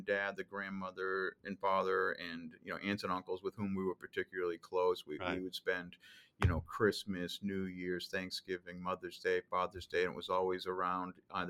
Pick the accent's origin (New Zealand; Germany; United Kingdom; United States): United States; Woburn, Massachusetts; So I grew up in Woburn, which is just north of the city of Boston, and I'm one of four boys raised by mom and dad, who are still together today, 58 years later.